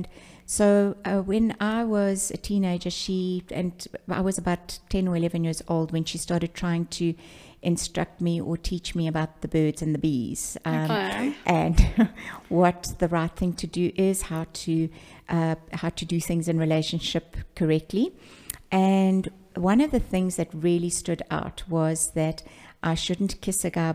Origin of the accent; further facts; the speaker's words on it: Pietermaritzburg, KwaZulu-Natal, South Africa; I was born in Pietermaritzburg, and that's in KwaZulu-Natal